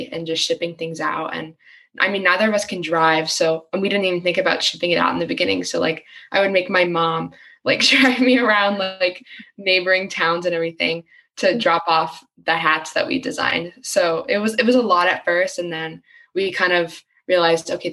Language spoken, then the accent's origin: English; Bernardsville, New Jersey, United States; we live in a town, or I'm from Bernardsville. So we live in a town that has a lot of privilege